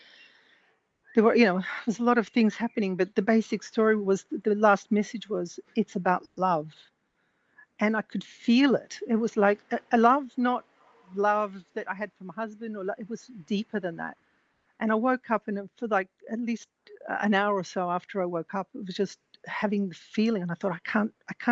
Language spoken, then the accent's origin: English; Australia; first language English; moved away as an adult; also born or lived in France; now in Italy; growing up in Australia, I said, I'm only speaking English